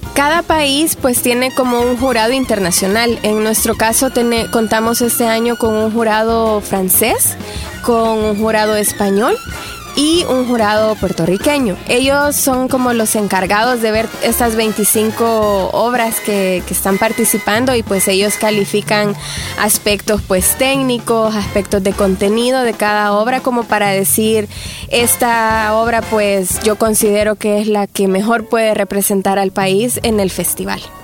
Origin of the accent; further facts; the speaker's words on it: El Salvador